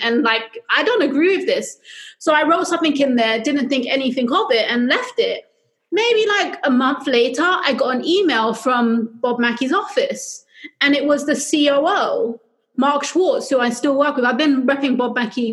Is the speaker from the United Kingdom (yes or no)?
yes; London, United Kingdom; moved away as an adult; also born or lived in New York City, United States; now in Los Angeles, United States; I'm originally from London, though, which explains the accent